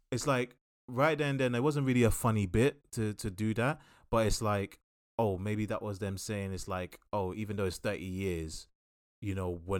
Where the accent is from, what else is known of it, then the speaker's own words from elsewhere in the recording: DR Congo; I come from Congo where 90% of the world's resources to create electronics come from my country.